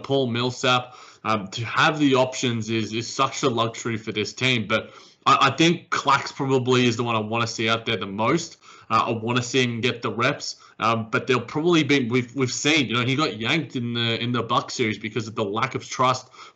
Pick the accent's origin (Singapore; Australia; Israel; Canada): Australia; despite being an Australian